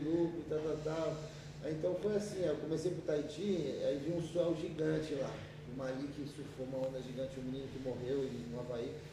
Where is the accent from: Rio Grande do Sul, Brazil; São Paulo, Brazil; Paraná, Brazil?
São Paulo, Brazil; Guarujá; born there; Nasci no Guarujá.